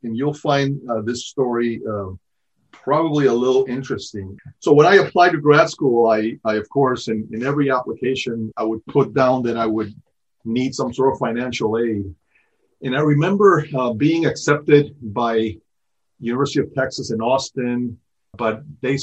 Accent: Venezuela; moved away as an adult; also born or lived in New York City, United States; now in United States; So I grew up in Venezuela. I was actually born in New York City

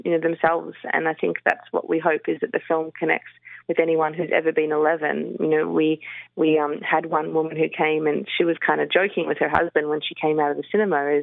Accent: Melbourne, Victoria, Australia; I grew up in Melbourne.

